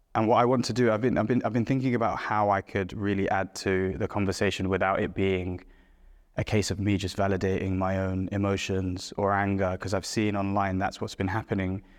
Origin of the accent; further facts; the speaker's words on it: London, United Kingdom; born and brought up in London